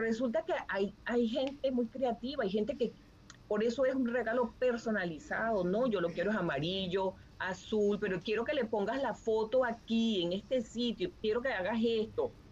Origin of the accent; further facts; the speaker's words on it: Barquisimeto, Lara, Venezuela; moved away as an adult; now in Wisconsin, United States; soy de Barquisimeto, Estado Lara